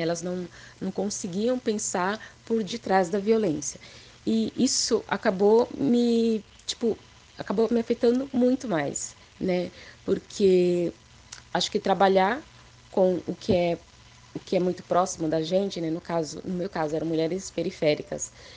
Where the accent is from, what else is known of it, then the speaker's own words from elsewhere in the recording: São Paulo, Brazil; Eu nasci na Zona Leste, né? Sou da Zona Leste